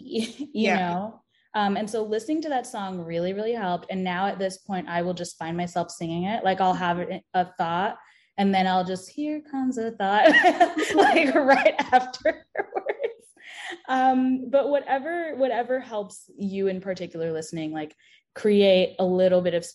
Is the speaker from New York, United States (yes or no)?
yes; New York, United States; I grew up in New York with a lot of trains.